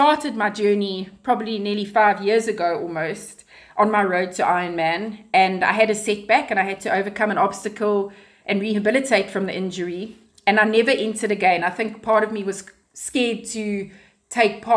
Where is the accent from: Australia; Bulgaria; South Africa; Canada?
South Africa; Pietermaritzburg, KwaZulu-Natal; also born or lived in Durban / Ballito / Johannesburg; now in Cape Town, South Africa; I grew up in Pietermaritzburg